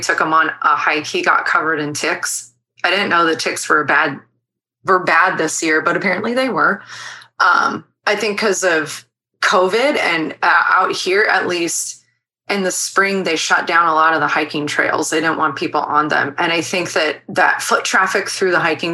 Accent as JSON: {"language": "English", "town": "San Diego", "region": "California", "country": "United States", "said": "I'm from San Diego and my family lives here"}